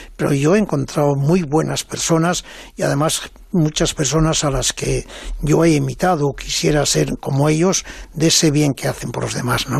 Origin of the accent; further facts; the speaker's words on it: Mieres, Asturias, Spain; siendo muy niño, yo creo que con siete años o así, en mi pueblo de allá de Asturias, en Mieres